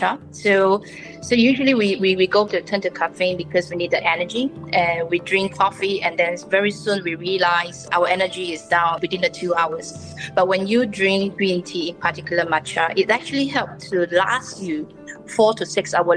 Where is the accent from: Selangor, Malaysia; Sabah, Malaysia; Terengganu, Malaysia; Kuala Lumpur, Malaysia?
Sabah, Malaysia; also born or lived in Perak, Malaysia; now in Singapore; I was actually born in Perak, but growing up in Sabah because of my family, they had business there.